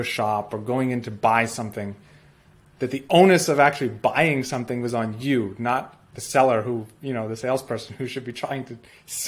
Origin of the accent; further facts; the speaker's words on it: United States; moved away; also born or lived in Russia; especially as an American